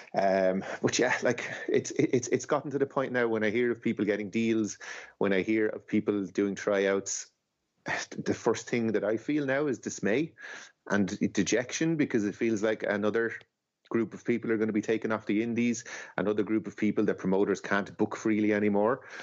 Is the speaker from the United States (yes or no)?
no; Ireland; as an Irish fan